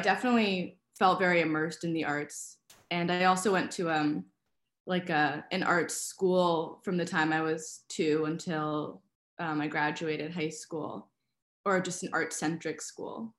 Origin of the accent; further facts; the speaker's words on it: New York City, New York, United States; I really liked growing up in Brooklyn.